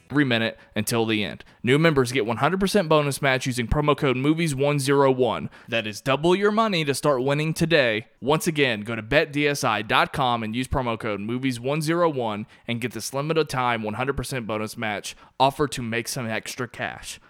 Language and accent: English; Kentucky, United States; moved away as an adult; I was born and raised in Kentucky